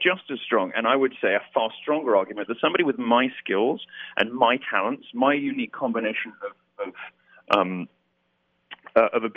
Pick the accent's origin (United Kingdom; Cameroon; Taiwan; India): United Kingdom; As a Brit